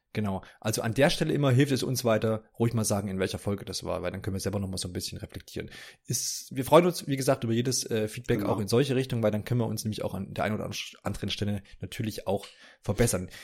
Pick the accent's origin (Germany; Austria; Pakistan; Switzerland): Germany; East Germany; bin ja aus dem Osten